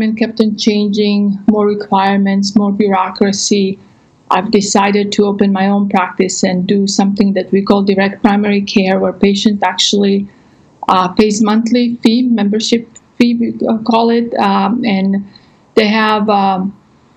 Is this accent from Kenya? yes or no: no; Croatia; now in Texas, United States; I'm actually from Croatia, but I've been in the States for 20-some